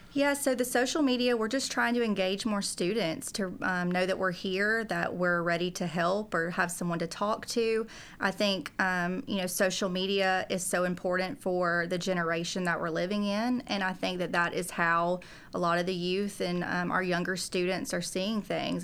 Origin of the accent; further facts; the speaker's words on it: South Georgia, United States; moved away as an adult; now in Tennessee, United States; I'm from South Georgia originally